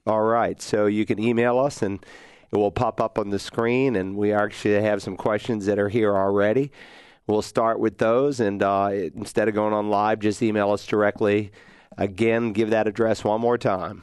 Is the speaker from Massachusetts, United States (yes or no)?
yes; Worcester, Massachusetts, United States; also born or lived in Lowell, Massachusetts; the town that I was raised in, Worcester, Mass. I was born in Lowell, Mass, but then we moved to Worcester when I was two weeks old.